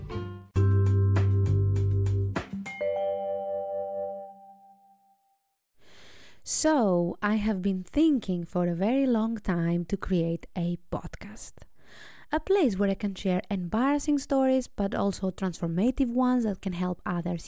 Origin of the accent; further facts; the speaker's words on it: Greece; I am 32 years old and I'm from Greece